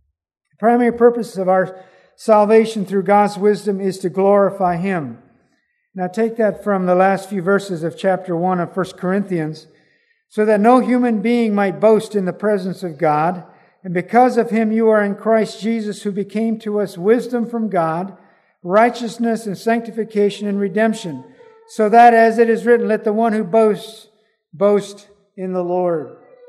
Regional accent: Belize; I remember as a youngster growing up in Belize, we used to go down Saturday. We would catch an early bus and go down to Belize City and pass out tracts.

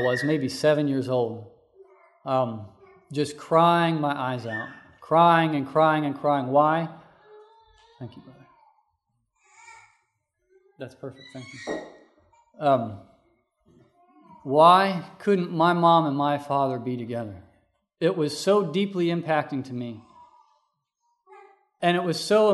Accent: North Carolina, United States; also born or lived in Missouri; We moved away from Missouri and moved to North Carolina, where I was living with my father and my first stepmother.

